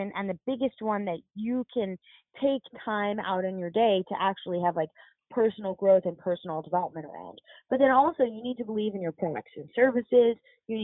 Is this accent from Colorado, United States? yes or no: no; New York City, New York, United States; now in Charlotte, United States; I'm from New York.